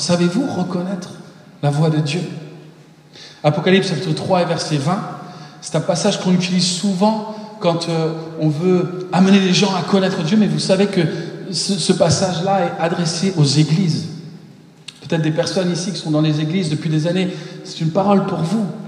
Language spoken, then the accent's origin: French; Paris, Île-de-France, France; moved away as an adult; also born or lived in Mexico / United States; je suis né au Mexique, mais très rapidement, je me suis retrouvé en France. Mes parents sont américains. Et euh, donc, à un an, je suis arrivé en, France. Et euh, à Paris pendant 19 ans.